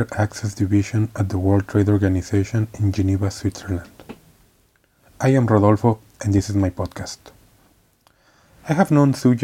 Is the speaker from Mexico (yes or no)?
yes; Mexico; moved away; originally from Mexico, but I feel like a global citizen